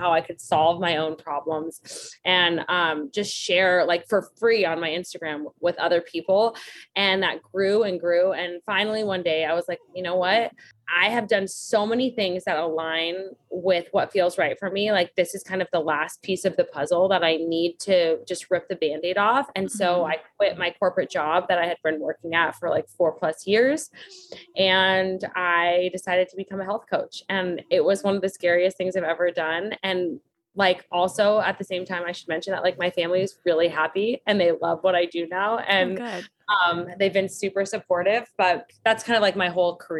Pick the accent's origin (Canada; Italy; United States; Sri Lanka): United States; Las Vegas, Nevada; moved away; also born or lived in Los Angeles / New York; I grew up in Las Vegas, Nevada